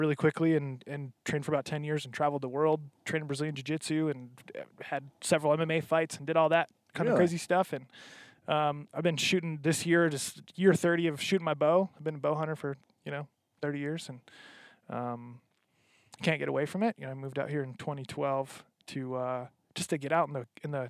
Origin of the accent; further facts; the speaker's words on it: Michigan, United States; moved away as an adult; also born or lived in Florida; I grew up in Michigan